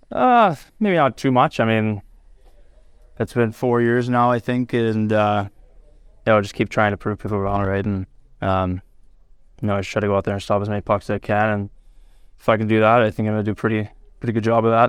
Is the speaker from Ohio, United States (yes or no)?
no; Gilroy, California, United States; moved away; my hometown city